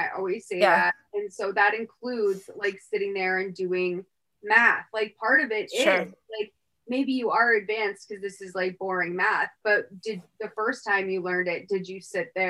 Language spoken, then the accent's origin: English; United States; I mean, so listen, I grew up in Middlesex County.